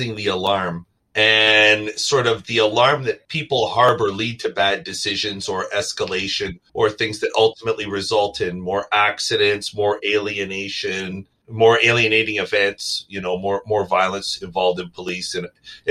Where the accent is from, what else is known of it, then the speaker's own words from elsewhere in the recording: Canada; now in United States; I'm an immigrant from Canada